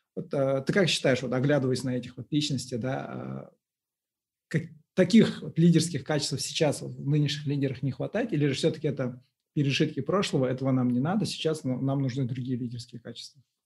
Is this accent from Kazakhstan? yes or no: yes; Uralsk, West Kazakhstan Region, Kazakhstan; moved away; also born or lived in Aktau; я сам вообще вырос в Уральске